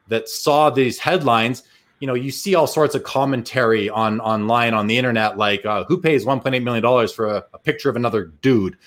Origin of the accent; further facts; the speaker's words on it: Canada; I'm also Canadian.